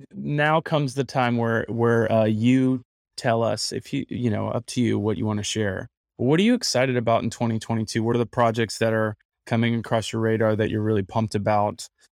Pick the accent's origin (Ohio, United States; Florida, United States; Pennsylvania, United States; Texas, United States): Florida, United States; West Palm Beach; that's my hometown, baby. West Palm Beach.